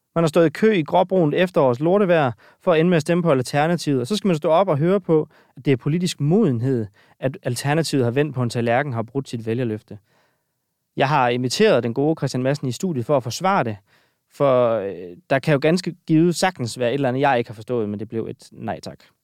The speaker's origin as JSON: {"language": "Danish", "country": "Denmark", "said": "de mørke steder i Jylland, hvor jeg kommer fra"}